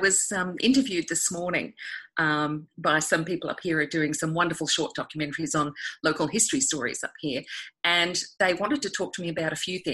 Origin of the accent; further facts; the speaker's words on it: Sydney, New South Wales, Australia; moved away as an adult; also born or lived in Canberra / Hobart; I'm of that generation growing up in Sydney